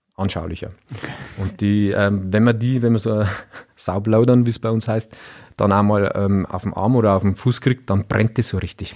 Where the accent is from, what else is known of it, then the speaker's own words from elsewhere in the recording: Freudenberg, Bavaria, Germany; in Freudenberg, da wo ich herkomme